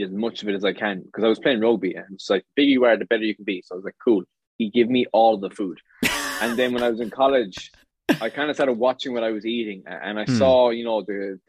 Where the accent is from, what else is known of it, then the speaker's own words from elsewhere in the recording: Limerick, Munster, Ireland; I'm 25, I'm from Limerick